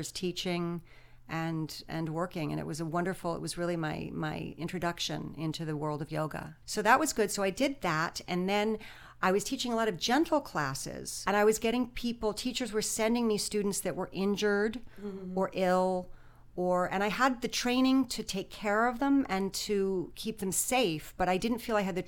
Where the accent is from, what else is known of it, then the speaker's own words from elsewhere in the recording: New York City, New York, United States; also born or lived in Connecticut; now in Los Angeles, United States; I'm originally from New York City